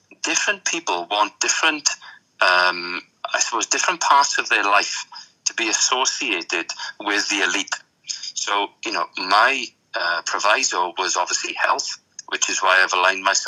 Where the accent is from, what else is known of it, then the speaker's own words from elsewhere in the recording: Tredegar, Wales, United Kingdom; my hometown of Tredegar in South Wales